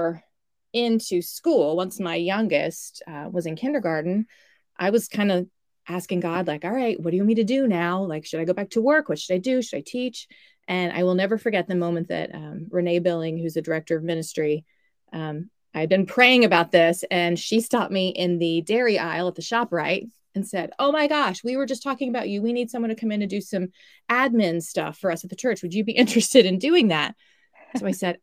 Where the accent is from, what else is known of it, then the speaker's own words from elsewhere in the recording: Dallas, Texas, United States; moved away as an adult; now in New Jersey, United States; me being a Texan born and raised in Dallas.